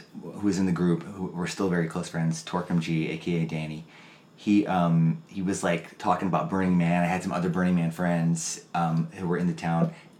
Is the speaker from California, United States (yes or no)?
no; Georgia, United States; born there; also born or lived in Alabama / Florida / Mississippi / Tennessee; I was born in Georgia. So I've lived in Alabama, Georgia, Florida, Mississippi, and Tennessee.